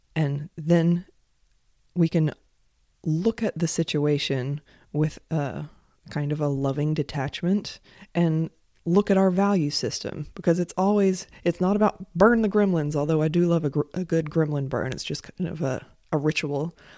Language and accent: English; United States; I'm an American.